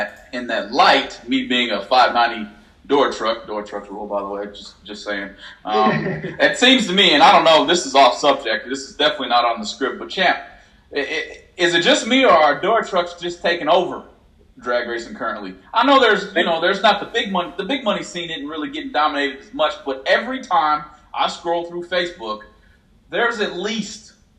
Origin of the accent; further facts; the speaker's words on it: Illinois, United States; I'm from Illinois